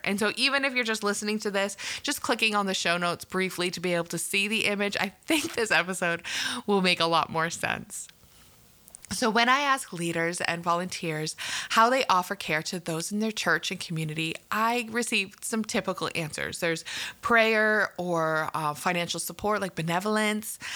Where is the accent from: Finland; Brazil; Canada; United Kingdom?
Canada; I'm from Canada and probably knew that from my accent.